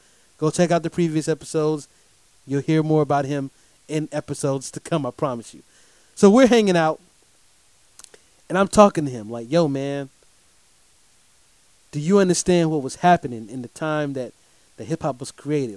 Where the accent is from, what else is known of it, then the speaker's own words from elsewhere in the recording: Durham, North Carolina, United States; I get to come back home to my city, Durham, North Carolina